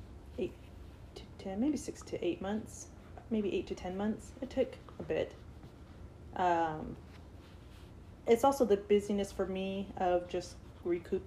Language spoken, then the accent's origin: English; San Francisco, California, United States; moved away; I'm originally from San Francisco